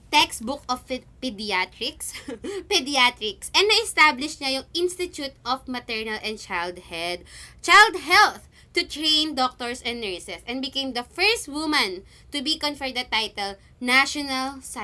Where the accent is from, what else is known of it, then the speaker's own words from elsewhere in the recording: Philippines; Hoy! Pinoy ako!